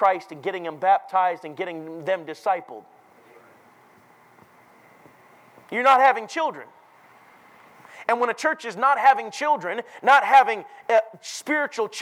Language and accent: English; Minneapolis, Minnesota, United States; moved away; Minneapolis, where I grew up